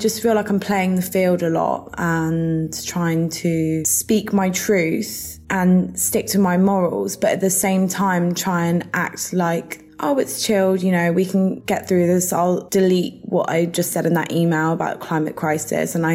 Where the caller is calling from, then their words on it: Guildford, South East England, United Kingdom; I'm speaking from Guildford, which is in the UK, and I'm 25 years old.